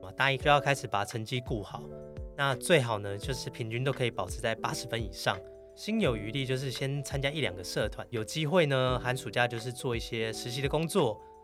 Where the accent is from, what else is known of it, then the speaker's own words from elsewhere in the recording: Taiwan; also born or lived in United States; 就只有我一个台湾人